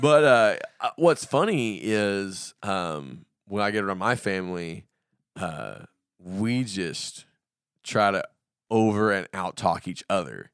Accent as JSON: {"language": "English", "region": "the South", "country": "United States", "tie": "born or raised there", "said": "I grew up in the South"}